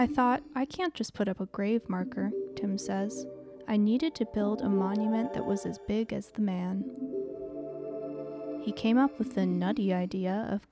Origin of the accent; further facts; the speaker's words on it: Wisconsin, United States; I'm from Wisconsin